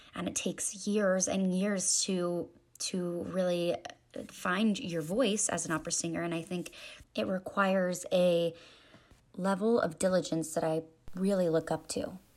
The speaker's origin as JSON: {"language": "English", "town": "Raleigh", "region": "North Carolina", "country": "United States", "moved": "as an adult", "lives_now": "Columbia, United States", "said": "I am originally from Raleigh, North Carolina. I moved to Columbia to attend the University"}